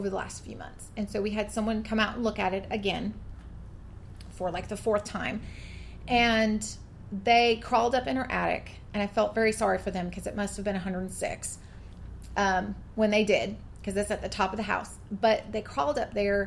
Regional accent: coastal western Washington, United States; now in Georgia, United States; I grew up in Washington State, in coastal western Washington, where temperatures, it might get to 90, but it's not humid

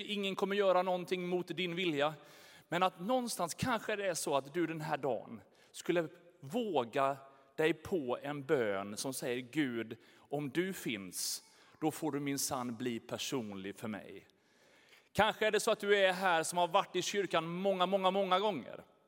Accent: Sweden; vi svenskar

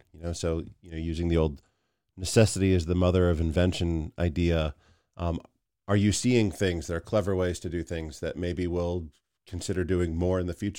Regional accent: Stratford, Connecticut, United States; That was in my hometown, so I was proud of the good people of Stratford, Connecticut for that.

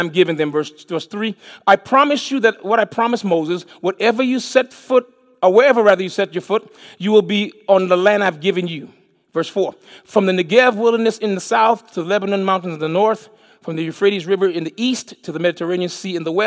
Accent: U.S. Virgin Islands; moved away as an adult; also born or lived in St. Kitts / Miami, Florida; now in Alabama, United States; I was born in St. Kitts, West Indies. I was raised in St. Thomas, Virgin Islands. I moved to Miami, Florida in 1979

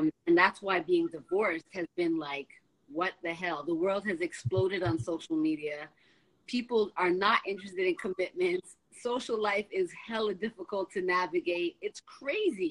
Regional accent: Toronto, Ontario, Canada; moved away as an adult; also born or lived in California; I'm from Toronto. I'm not from the States, but there I was living.

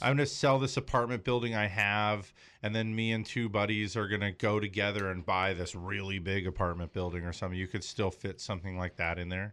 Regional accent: Los Angeles, California, United States; also born or lived in Big Bear, California; I was born and raised in the San Fernando Valley. I mean, we moved to Big Bear when I was thirteen

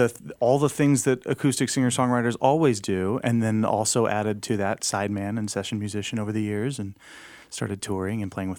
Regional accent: Oklahoma City, Oklahoma, United States; also born or lived in Los Angeles, United States; now in San Diego, United States; I was born in L.A., but I grew up in Oklahoma City. Been in San Diego for about 11 years.

